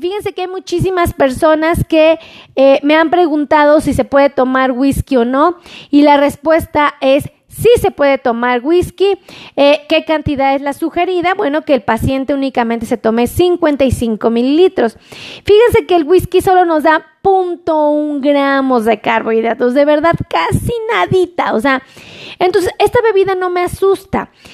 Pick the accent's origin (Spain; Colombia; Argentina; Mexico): Mexico; todos los que somos mexicanos